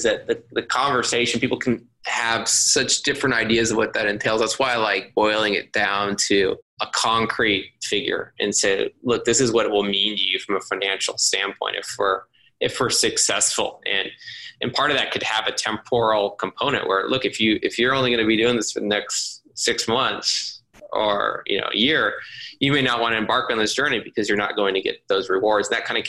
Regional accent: Austin, Texas, United States; I was super fortunate that I grew up in Austin

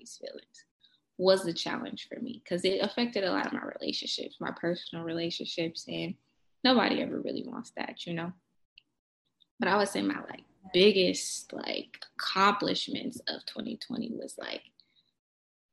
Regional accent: Kansas City, Kansas, United States; also born or lived in Denver, Colorado; I was born in Kansas City, Wyandotte County

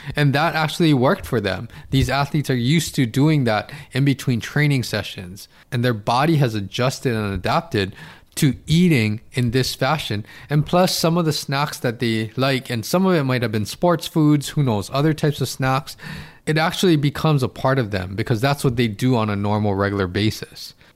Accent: Hawaii, United States; I'm in Hawaii, I'm from Hawaii

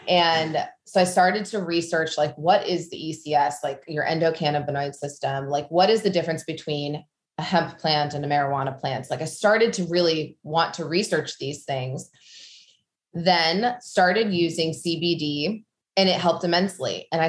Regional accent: Midwest, United States; moved away as an adult; now in New York, United States; So a little about me. I grew up in the Midwest on a farm. And so that is a big part of just who I am. But then after college, I got married at the ripe age of 19 and moved to New York

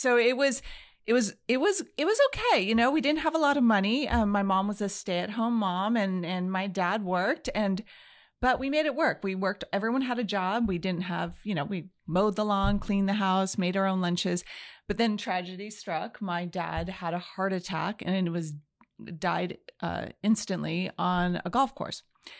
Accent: Los Angeles, California, United States; I was raised in the San Fernando Valley. That's a very large area.

